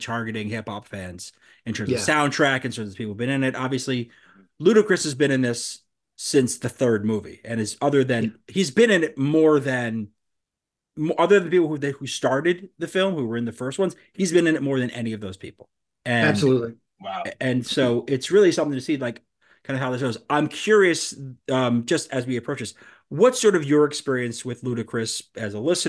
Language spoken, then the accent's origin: English; New York City, New York, United States; I grew up in Queens and I still live in Queens